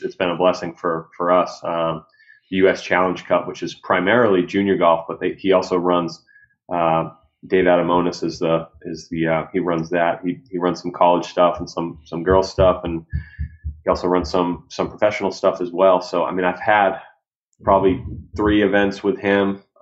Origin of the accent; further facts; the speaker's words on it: North Andover, Massachusetts, United States; moved away as an adult; now in Atkinson, United States; I'm originally from North Andover, Mass. Played high school golf at North Andover High